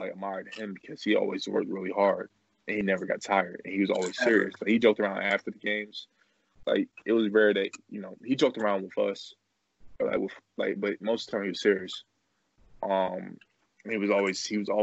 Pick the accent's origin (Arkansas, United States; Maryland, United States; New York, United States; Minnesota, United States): Maryland, United States; Glen Burnie; I played for Old Mill High School. We're both from Glen Burnie